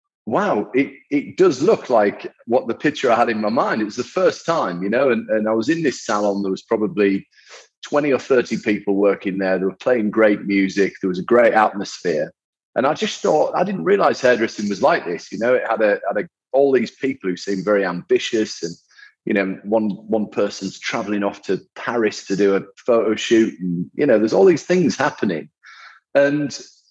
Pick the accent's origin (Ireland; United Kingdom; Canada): United Kingdom; the north of England; I grew up in the north of England